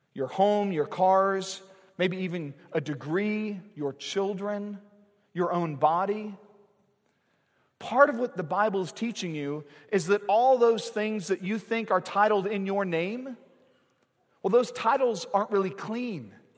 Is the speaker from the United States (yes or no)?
yes; United States; We've grown up in this country